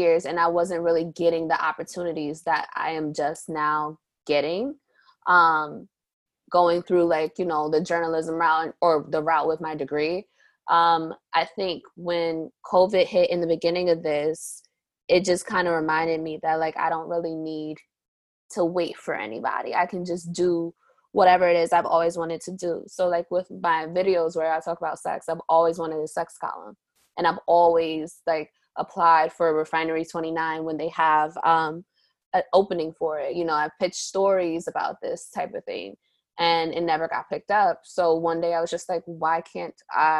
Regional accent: New York City, New York, United States; I'm from Harlem, New York.

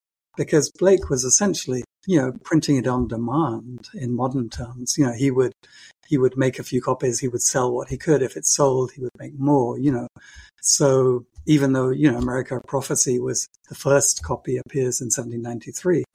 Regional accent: United Kingdom; as a Brit

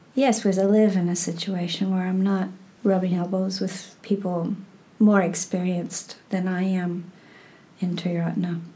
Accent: Burlington, Iowa, United States; moved away as an adult; now in California, United States; I have been rediscovering my hometown Hmm. I mean, as a child, I moved in and out of that town, but I was born there. I graduated from high school there

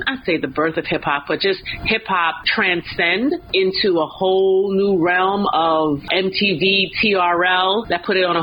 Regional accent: New York, United States; I grew up in New York

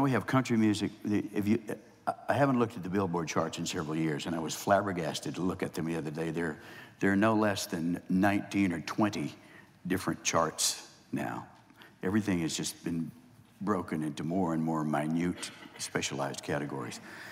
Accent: northeast Texas, United States; moved away as an adult; also born or lived in California; my hometown was 2,500 people.

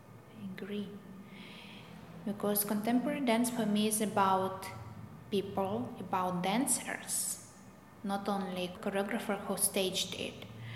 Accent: Russia; English is a second language; Because I came from Russia, and in Russia the tradition of classical ballet is quite strong.

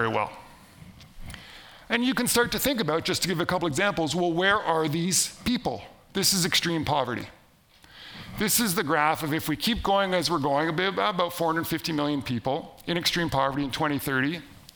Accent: Canada; am from Canada

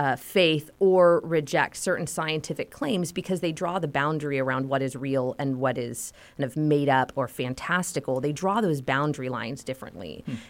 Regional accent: California, United States; I am born and raised in Southern California, and I married my high school sweetheart in 2005.

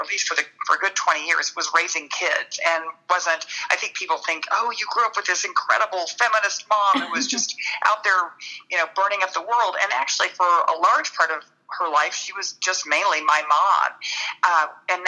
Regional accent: Dallas, Texas, United States; grew up in Dallas

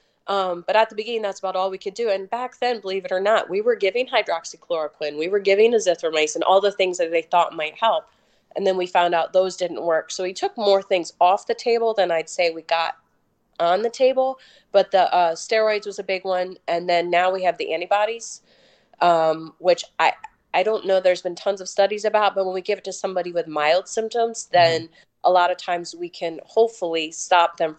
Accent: Maryland, United States; I'm from Maryland, which is a really well-vaccinated state.

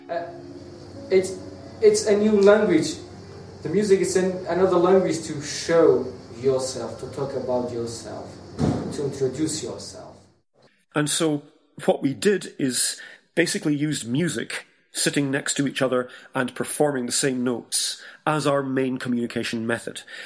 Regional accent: Scotland, United Kingdom; I'm British, Scottish

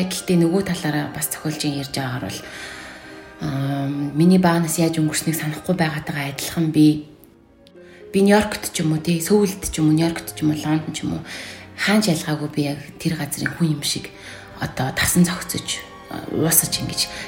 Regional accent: Darkhan, Darkhan-Uul, Mongolia; би чинь дарханд өссөн.

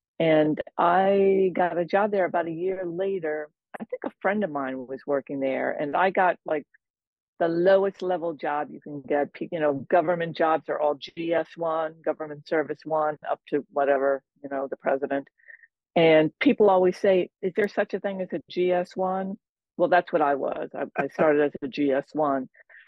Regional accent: New York, United States; also born or lived in Washington, District of Columbia, United States; now in Maine, United States; But I grew up in New York, in the New York metro area, and I lived in DC for 14 years before I moved here.

